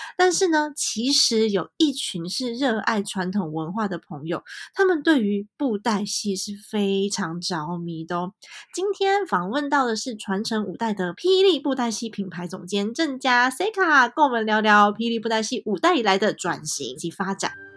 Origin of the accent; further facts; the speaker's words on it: Taipei, Taiwan; 因为我其实在台北长大，然后我台语也讲得烂